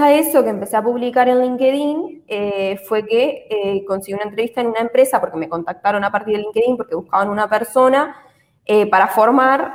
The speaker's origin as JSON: {"language": "Spanish", "country": "Uruguay", "moved": "as an adult", "lives_now": "Spain", "said": "soy de Uruguay y estudié contabilidad en Uruguay"}